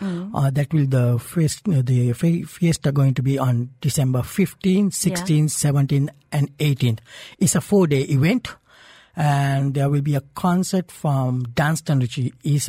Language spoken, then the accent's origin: English; Sri Lanka; now in Dubai, United Arab Emirates; I'm originally from Sri Lanka.